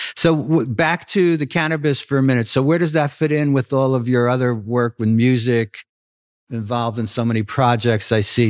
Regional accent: New York City, New York, United States; as a kid growing up in Brooklyn

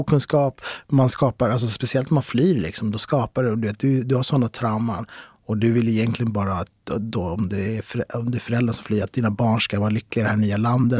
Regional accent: Stockholm, Stockholm County, Sweden; jag är uppväxt i Kista, mina föräldrar kommer från Marocko

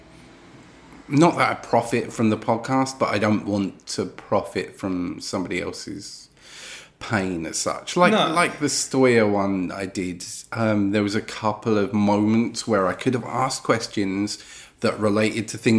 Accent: United Kingdom; being British

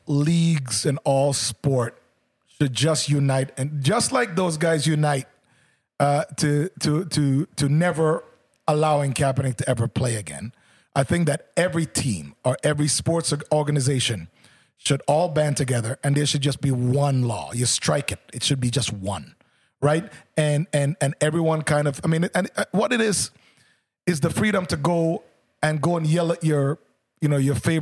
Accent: Oakville, Ontario, Canada; someone from Jamaica growing up in Oakville

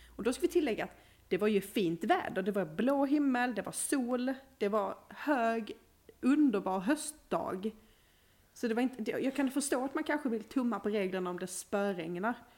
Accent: Skåne, Sweden; now in Uppsala, Sweden; Mitt skånska hjärta.

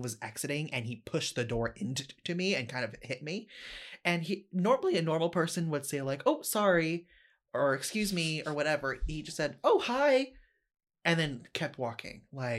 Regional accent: Austin, Texas, United States; also born or lived in Corpus Christi; Grew up in Austin, Texas, okay. But before that, I was born in Corpus Christi, Texas.

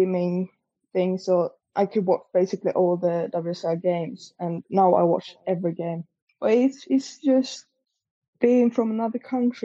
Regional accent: Sweden; I'm a fan from Sweden

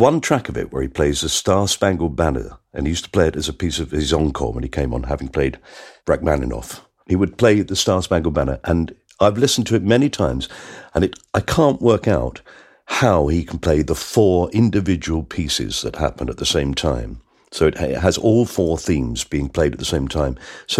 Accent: London, United Kingdom; maybe it's because I'm a Londoner.

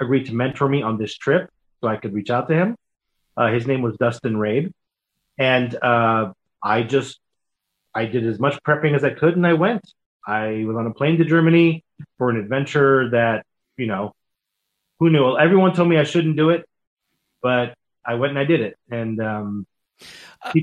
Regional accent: Israel; moved away; I grew up in Israel

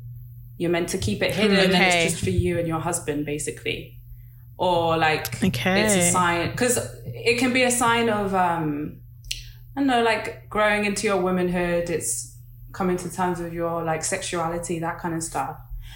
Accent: Nigeria; But with the waist beads, I'm Nigerian, and I haven't like always worn them

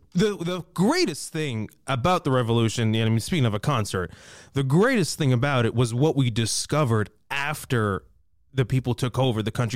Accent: Libya; now in Toronto, Canada; I was born and raised in Libya.

